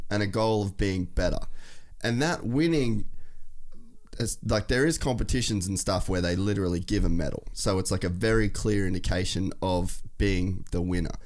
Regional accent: Australia

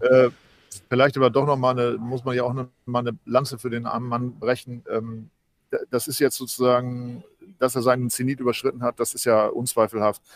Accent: East Frisia, Lower Saxony, Germany; ich natürlich eher als Ostfriese

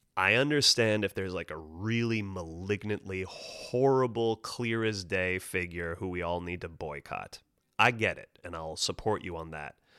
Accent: Monterey, California, United States; moved away; Monterey Bay, which is a lovely town to be born

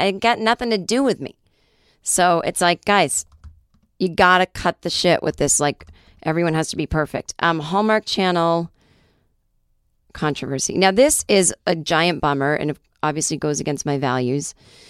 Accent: Michigan, United States; I'm from Upper Michigan, not Lower.

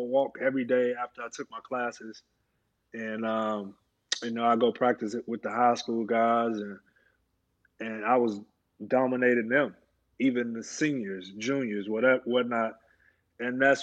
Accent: Alabama, United States; moved away as an adult; also born or lived in Indiana; I'm 10 minutes from the University of Alabama, and you know, it is football country

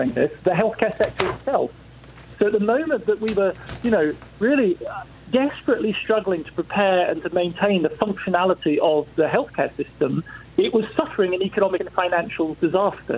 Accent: England, United Kingdom; accent: English; moved away; you can tell from my accent I'm born English

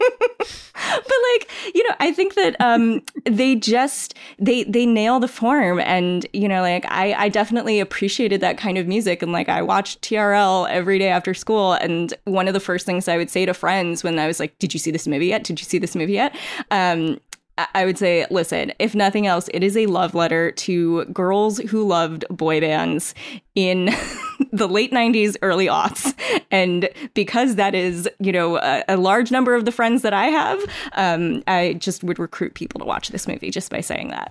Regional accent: suburb of New York City, United States; I grew up in, in a suburb of New York City

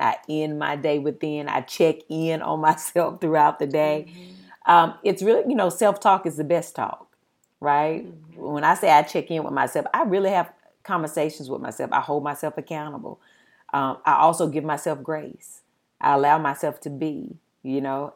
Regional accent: the South, United States; accent: Southern; moved away; I'm from the South. I had always been told that my accent was ignorant.

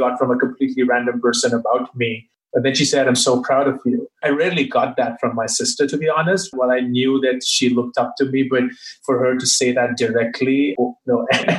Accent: Delhi, India; I spent all my growing up years in Delhi, which is the capital of India. While I'm not originally from there, but my family moved really early on.

